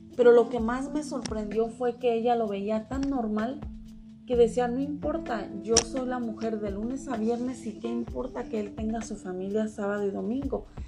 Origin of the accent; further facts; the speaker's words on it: Mexico; porque yo soy mexicana